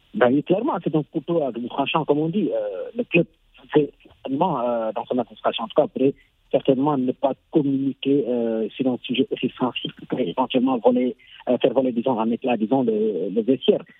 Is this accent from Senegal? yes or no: yes; Senegal; en tant que Sénégalais qui a été éduqué